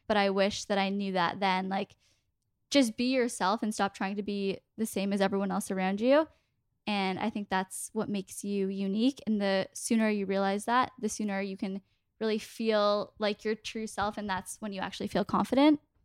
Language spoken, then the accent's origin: English; Toronto, Ontario, Canada; We're both from Toronto